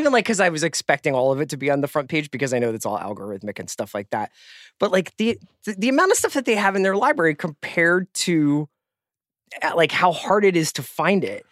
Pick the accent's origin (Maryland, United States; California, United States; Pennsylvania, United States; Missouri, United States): Pennsylvania, United States; Philadelphia; as a Philadelphian